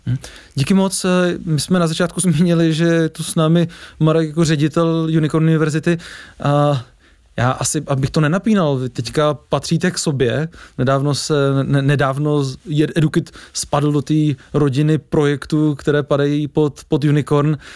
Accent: Czechia; jsme jako opravdu Češi specifický

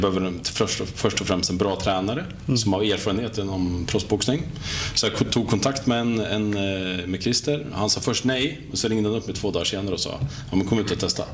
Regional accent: Katrineholm, Södermanland, Sweden; född och uppvuxen i Katrineholm

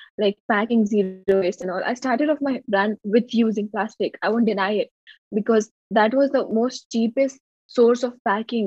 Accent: Jabalpur, Madhya Pradesh, India; I'm from Jabalpur, Madhya Pradesh, India

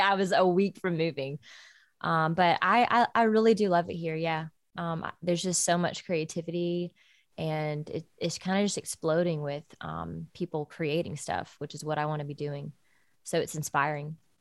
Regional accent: Georgia, United States; moved away as an adult; now in Nashville, United States; back in Georgia, like my hometown

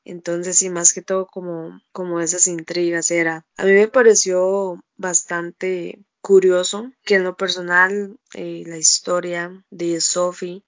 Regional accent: Costa Rica; accent: tico (dragged R); como todo tico no los, la letra R no la pronunciamos

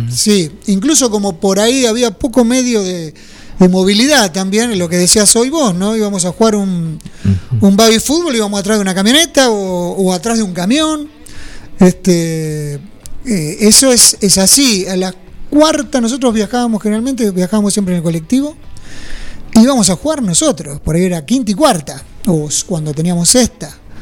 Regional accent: French, Buenos Aires, Argentina; Mi viejo era jefe de estación, French

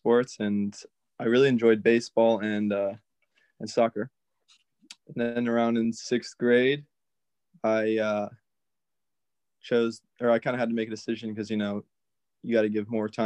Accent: Huntsville, Alabama, United States; I grew up in Huntsville, right at the base of a mountain.

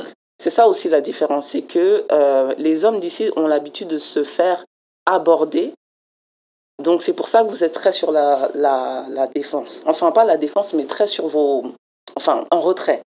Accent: France; now in Montreal, Canada; en tant que Française

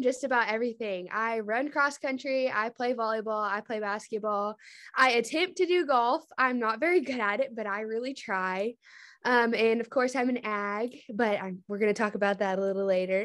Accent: Poolville, Texas, United States; I'm from Poolville. It's a small town near Weatherford

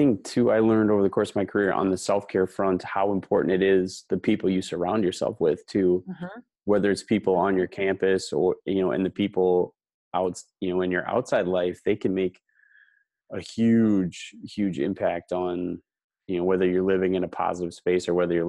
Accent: Cumberland, United States; I grew up in Cumberland and I taught in Houston. That was my first job.

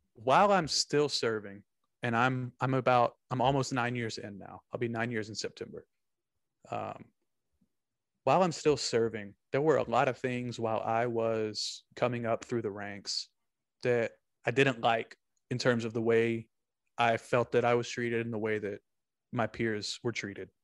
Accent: Texas, United States; I'm from, I'm from Longhorn Territory

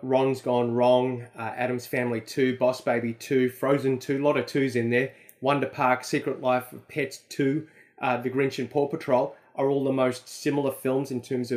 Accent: Australia; to be Australian

